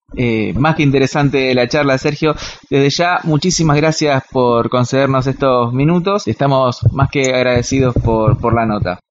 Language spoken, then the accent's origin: Spanish; Quilmes, Buenos Aires Province, Argentina; nosotros somos de Quilmes